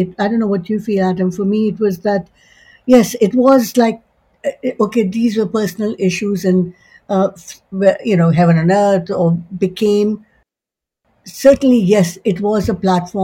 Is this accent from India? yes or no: yes; India; moved away as an adult; now in Canada; I was born in India, I was raised in India, I went to school there, I went to university there